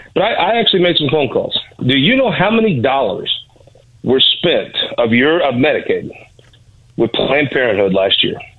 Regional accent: Missouri, United States; I'm from the Show Me State.

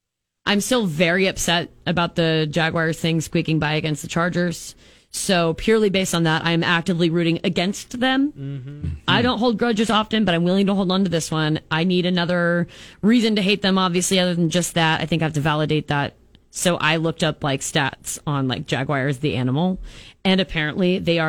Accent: Unadilla, Nebraska, United States; I'm from Villages, Cook, and Unadilla, so population's 300 or less, but I opted into the LPS district

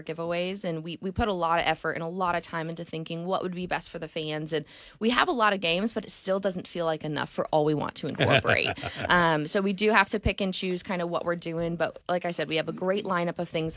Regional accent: Connecticut, United States; now in Tulsa, United States; I'm from Connecticut

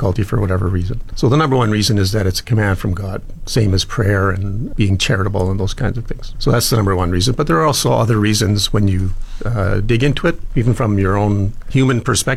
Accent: Edmonton, Alberta, Canada; moved away as an adult; now in Fort McMurray, Canada; I was born and raised in Edmonton

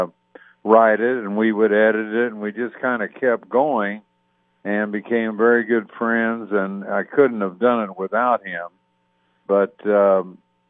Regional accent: Evansville, Indiana, United States; my life growing up in Evansville

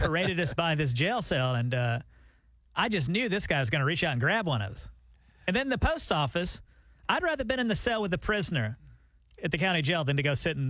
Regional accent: Alabama, United States; moved away; I grew up in Alabama in the middle of nowhere.

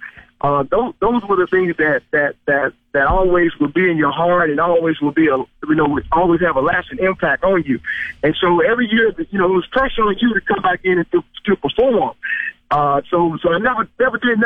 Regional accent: Mississippi, United States; also born or lived in Saskatchewan; now in Greenville, United States; I'm living in Greenfield, Mississippi, back in my hometown.

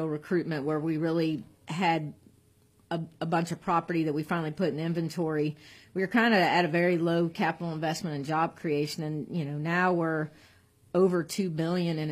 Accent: California, United States; now in Alabama, United States; I am from California

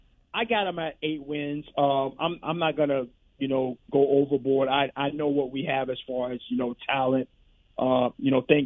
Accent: Missouri, United States; So, I'm from Missouri, man. I got to see it.

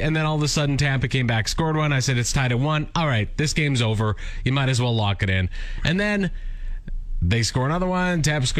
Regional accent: Langenburg, Saskatchewan, Canada; my hometown of Landingham

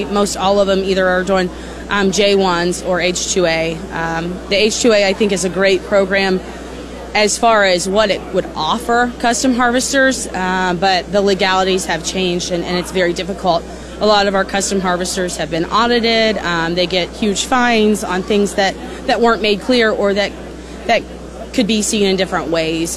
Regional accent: Ohio, United States; moved away; I am actually from Ohio. I grew up on a rural, smaller farm

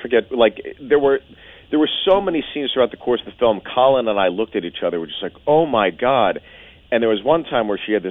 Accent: Pittsburgh, Pennsylvania, United States; I'm from Pittsburgh.

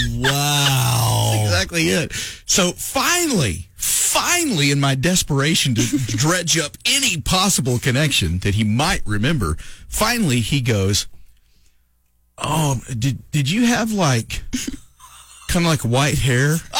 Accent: Lovington, New Mexico, United States; moved away; also born or lived in Oklahoma; when I was growing up in Lovington

